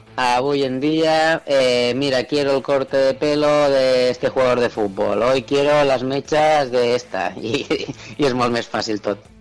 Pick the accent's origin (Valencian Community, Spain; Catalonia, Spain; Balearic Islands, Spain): Catalonia, Spain; Tarragona; tinc 34 anys i nascut a Tarragona